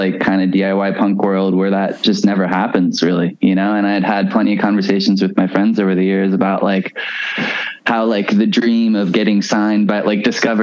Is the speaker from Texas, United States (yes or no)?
no; Baltimore, Maryland, United States; I'm from Baltimore